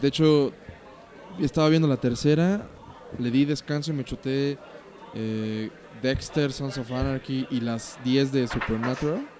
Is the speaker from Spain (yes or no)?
no; Mexico; soy mexicano, hablo español, en pesos.